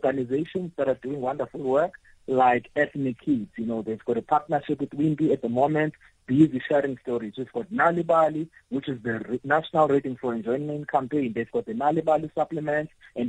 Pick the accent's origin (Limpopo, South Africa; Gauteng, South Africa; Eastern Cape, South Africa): Eastern Cape, South Africa; You find that if I'm a writer from the Eastern Cape, I'm celebrated in New Zealand. I'm celebrated in KZN. But people from, you know, the very same community where I'm coming from, they know nothing about me.